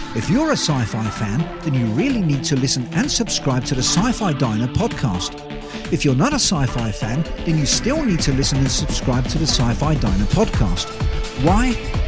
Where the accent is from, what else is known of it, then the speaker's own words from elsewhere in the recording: United Kingdom; you've probably guessed from my accent that I'm a Brit.